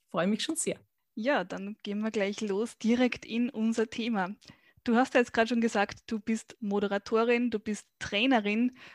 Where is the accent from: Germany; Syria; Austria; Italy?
Austria; Weinviertel, Lower Austria; also born or lived in Vienna; Mein Alter ist in wenigen Tagen 36. Ich bin geboren und aufgewachsen in Geboren in Wien, aufgewachsen im Weinviertel.